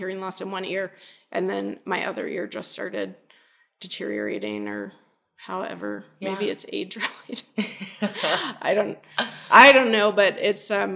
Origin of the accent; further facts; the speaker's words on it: the South, United States; moved away; I grew up in the South. I'm still culturally Southern in some respects